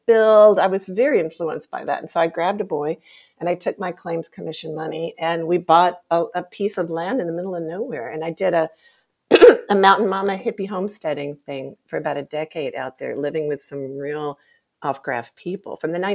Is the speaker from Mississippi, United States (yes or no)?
yes; Jackson, Mississippi, United States; I grew up in the Deep South